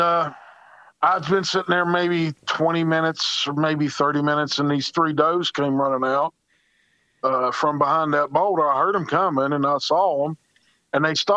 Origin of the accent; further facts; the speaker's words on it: Charleston, West Virginia, United States; I'm from the Charleston, West Virginia area